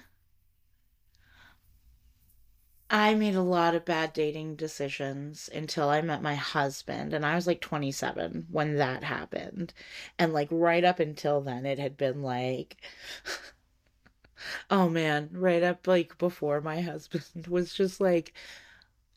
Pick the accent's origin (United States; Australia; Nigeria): United States; as an American